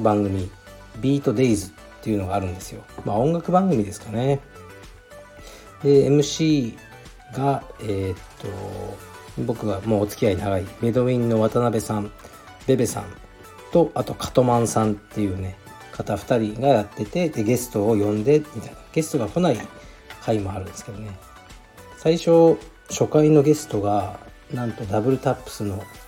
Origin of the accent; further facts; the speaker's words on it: Fukuoka, Japan; 僕もそうですけどね